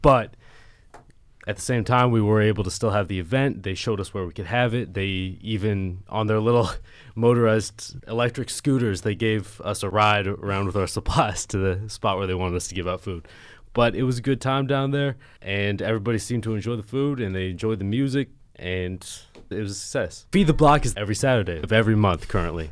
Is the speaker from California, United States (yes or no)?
no; Eugene, Oregon, United States; moved away as an adult; now in Philadelphia, United States; couldn't tell by my accent, I'm from Eugene, Oregon